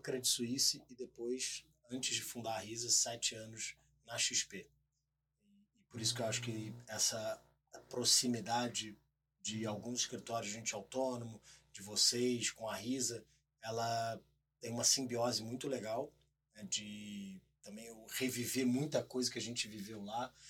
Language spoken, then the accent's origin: Portuguese; Rio de Janeiro, Brazil; moved away as an adult; now in São Paulo, Brazil; primeiro eu sou carioca